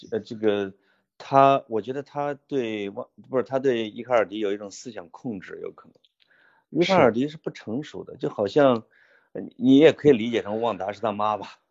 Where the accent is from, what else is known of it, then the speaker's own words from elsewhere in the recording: Henan, China; accent: Henan dialect; 用我们河南话